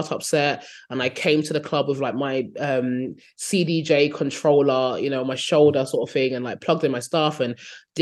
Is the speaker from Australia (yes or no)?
no; Nigeria; also born or lived in United Kingdom / London; now in Berlin, Germany; I'm from Nigeria